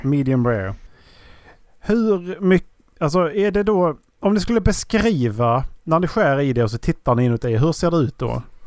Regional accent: Skåne, Sweden; jag är svensk från Skåne

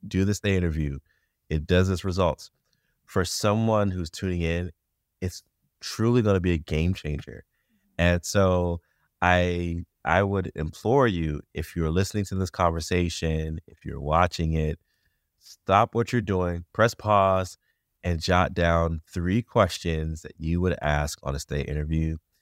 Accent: United States; as an English-speaking American

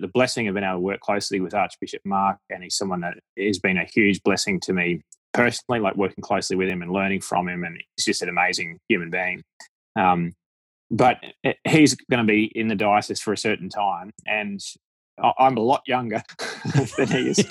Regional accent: Australia; accent: Aussie; my Aussie accent

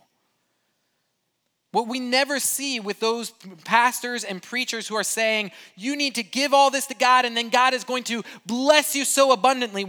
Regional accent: Brazil; moved away; I grew up in Brazil

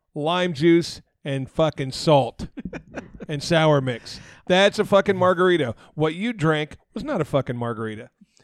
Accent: Arizona, United States; I'm from Arizona

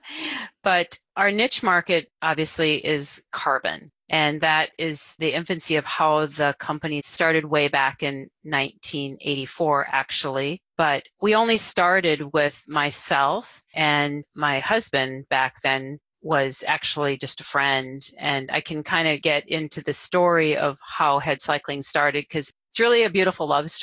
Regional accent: Duluth, Minnesota, United States; now in Roseville, United States; I'm originally from Duluth, which is even more rugged, right up there on the north shore of Lake Superior

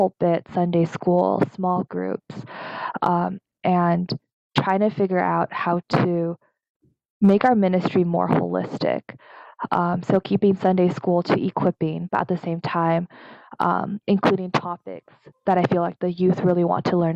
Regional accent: United States; also born or lived in Taiwan (ancestry); as an American-born Taiwanese

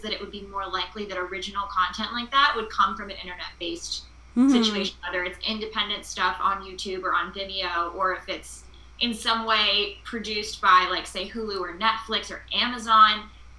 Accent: California, United States; as a Californian who works in film as well was the big stuff.

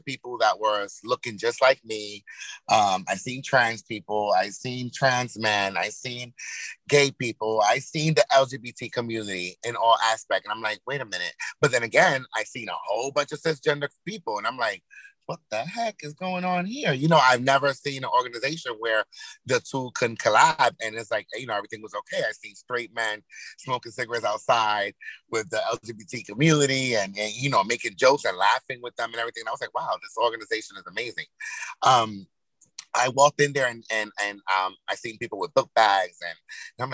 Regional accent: Yonkers, New York, United States; moved away as an adult; now in Hackensack, United States; originally I'm from Yonkers, New York, YO, home of the Braves.

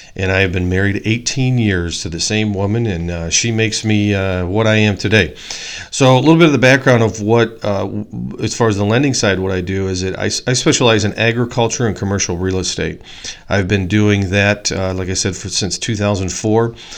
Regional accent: Poplar Grove, Illinois, United States; I grew up in Poplar Grove, Illinois

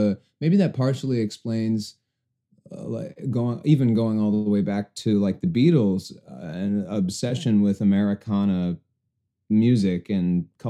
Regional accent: Atlanta, Georgia, United States; Most people say they can't tell that I'm from Atlanta.

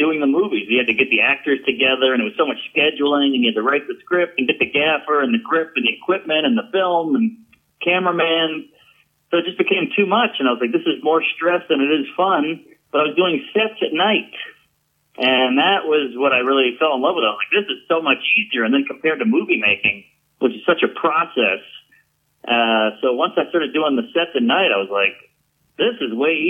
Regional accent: New Orleans, Louisiana, United States; born in New Orleans, born and raised

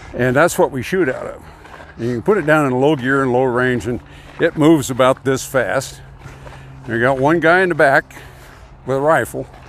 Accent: California, United States; also born or lived in Oregon / Fresno, California; now in Montana, United States; where I grew up, there was a little town two miles from the Oregon border in California. In fact, I'm, I'm a native Oregonian 'cause I was born in Oregon

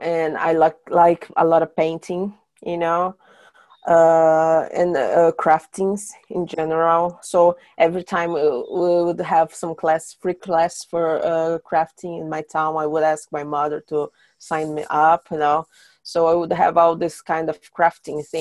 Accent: São Paulo, Brazil; English is a second language; moved away as an adult; also born or lived in south of Brazil / Iceland; now in Sweden; When I was a kid, I moved from my hometown. I'm from São Paulo

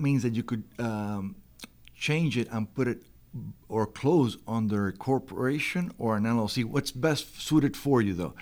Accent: Miami, Florida, United States; I'm from Miami.

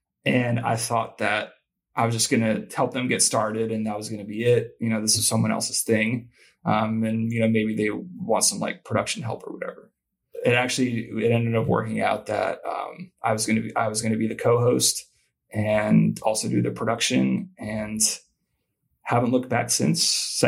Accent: Columbus, Ohio, United States; I grew up in Columbus, Ohio. I think to grow up there, it's like a requirement that you be a rabid college football fan.

